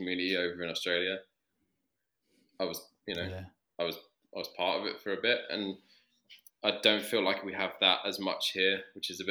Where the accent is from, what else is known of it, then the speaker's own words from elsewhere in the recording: London, United Kingdom; also born or lived in Sydney; I grew up in London